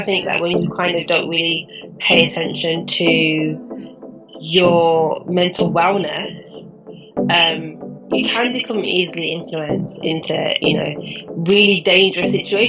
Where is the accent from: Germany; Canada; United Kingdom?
United Kingdom; Birmingham, West Midlands; now in London, United Kingdom; I'm from Birmingham originally, but now, obviously, I reside in London. 32 this year.